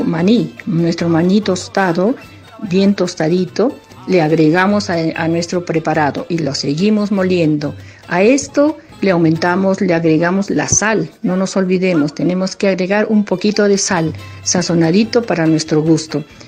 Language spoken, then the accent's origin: Spanish; Arequipa, Peru; es el mes de los arequipeños, es nuestro mes